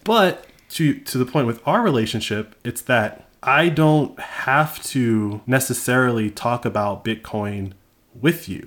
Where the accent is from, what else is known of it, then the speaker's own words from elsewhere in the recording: United States; I was born in America. I was raised on the NFL.